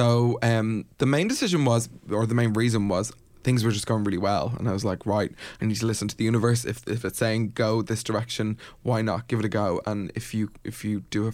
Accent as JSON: {"language": "English", "country": "Ireland", "said": "We're Irish"}